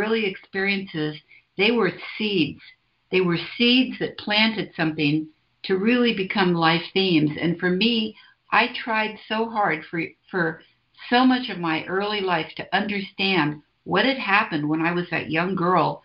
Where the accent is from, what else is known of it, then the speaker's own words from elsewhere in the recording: San Francisco, California, United States; I was born in San Francisco, 1944. So I've been around a while, and I came sort of into my, I don't know if it was growing up, but I sort of came of age in the 60s in San Francisco.